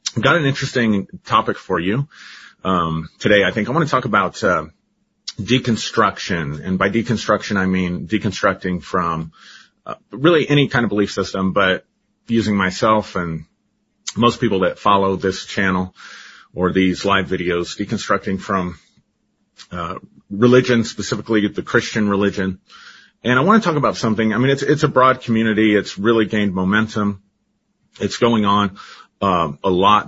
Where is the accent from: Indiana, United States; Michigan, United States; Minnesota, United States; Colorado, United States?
Colorado, United States; I grew up in Colorado, lived here my entire life